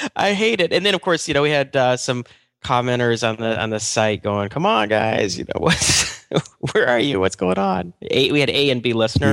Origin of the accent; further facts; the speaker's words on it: United States; I'm just American